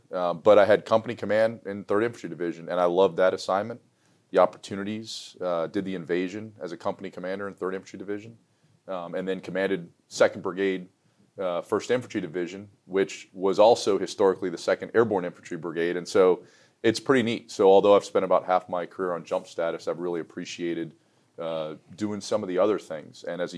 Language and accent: English; New York City, New York, United States; I was born in New York City